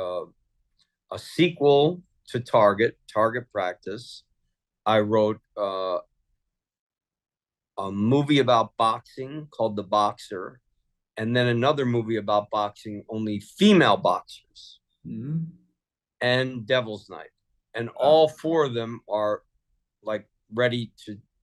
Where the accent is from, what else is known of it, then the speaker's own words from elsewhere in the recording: Philadelphia, Pennsylvania, United States; I'm a big Eagles fan because I grew up in Philly.